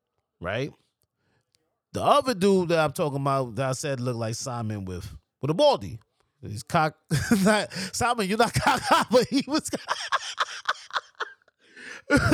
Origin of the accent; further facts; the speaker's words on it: New York, United States; I'm from New York